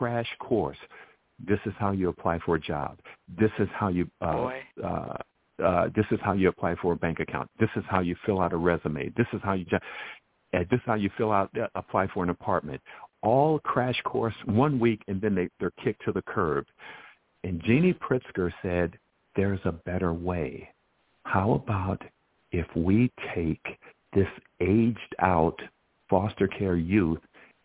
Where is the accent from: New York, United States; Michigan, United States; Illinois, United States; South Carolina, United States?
Illinois, United States; Chicago; my 12-year education growing up in Chicago